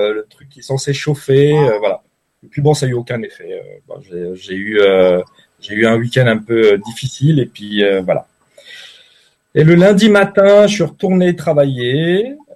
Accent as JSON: {"language": "French", "town": "Paris", "region": "Île-de-France", "country": "France", "tie": "born or raised there", "moved": "as an adult", "lives_now": "Switzerland", "said": "je suis originaire de Paris"}